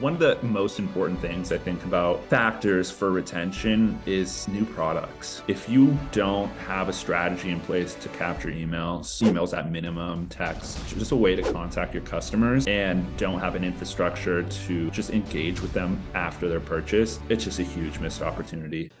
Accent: Northern California, United States; also born or lived in Los Angeles; I grew up in Northern California, always lived in California, but right now based

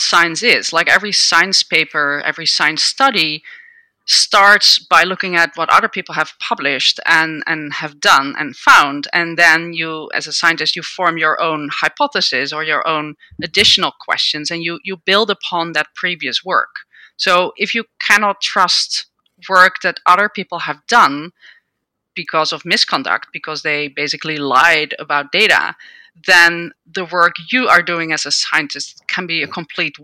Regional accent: Netherlands; moved away as an adult; now in United States; I grew up in the Netherlands and I did a PhD in microbiology

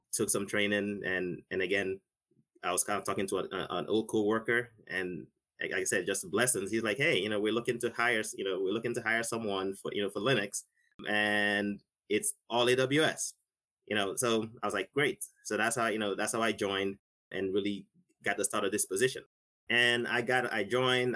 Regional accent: Nigeria; now in United States; I grew up in Nigeria, never touched a computer in my life.

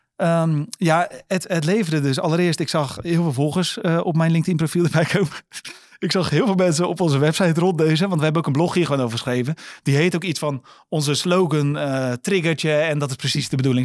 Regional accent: Netherlands; Wij zijn opgegroeid in Boomkwekerijdorp

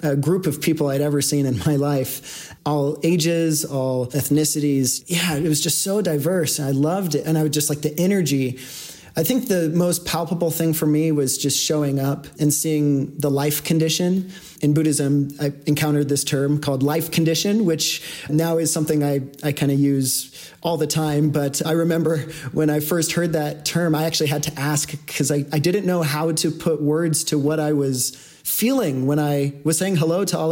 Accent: Portland, Oregon, United States; now in Denver, United States; I was born in Portland, Oregon, and grew up, you know, with two parents who were never married

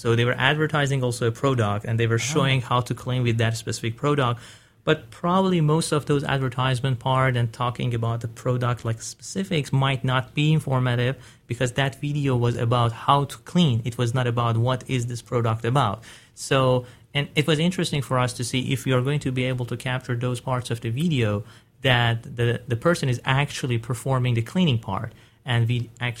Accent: Iran; I'm originally from Iran, and the first time I started working with computers, it was in my third year of high school.

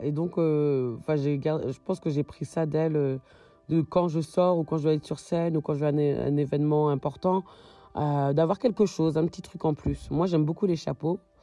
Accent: France; moved away as an adult; now in Berlin, Germany; Je suis française d'origine malienne et je vis à Berlin actuellement

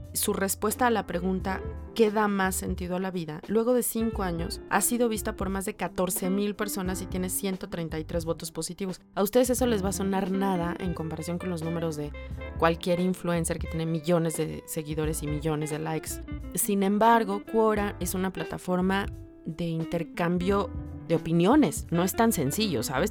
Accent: Mexico

